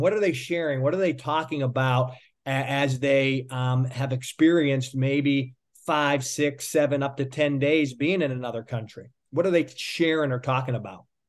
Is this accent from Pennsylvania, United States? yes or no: yes; Pittsburgh, Pennsylvania, United States; now in South Florida, United States; I'm originally from Pittsburgh. I always tell people it's a great place to be from